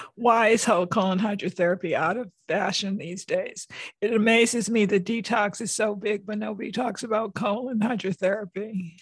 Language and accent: English; West Hartford, Connecticut, United States; West Hartford, Connecticut, my hometown